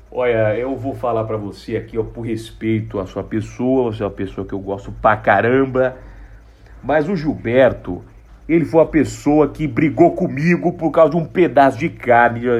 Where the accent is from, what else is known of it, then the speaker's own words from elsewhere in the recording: São Paulo, Brazil; Eu sou do interior de São Paulo e eu quero falar para você que eu tô muito feliz de te ver aqui